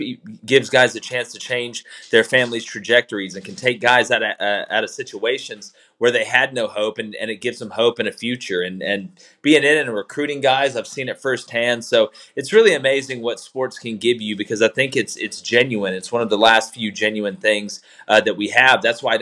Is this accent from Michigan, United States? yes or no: no; Auburn, Alabama, United States; I mean, I'm from Auburn. We were, you know, my dad played there, so we grew up Auburn fans